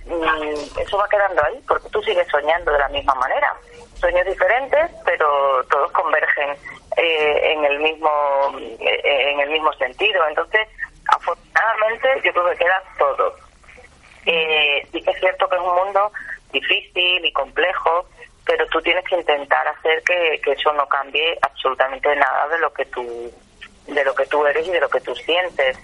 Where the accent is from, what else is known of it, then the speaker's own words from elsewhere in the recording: Salorino, Extremadura, Spain; moved away; also born or lived in Madrid; Soy de un pueblo que se llama Salorino.